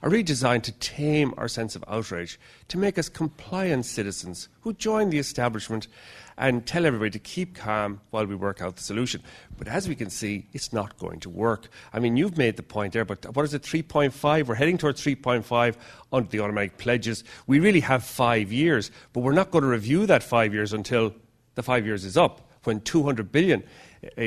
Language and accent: English; Ireland; now in London, United Kingdom; I'm from Ireland, although I'm based in London now